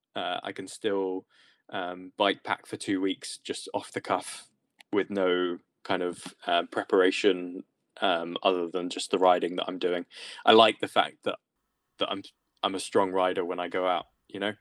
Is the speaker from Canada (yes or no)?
no; England, United Kingdom; being English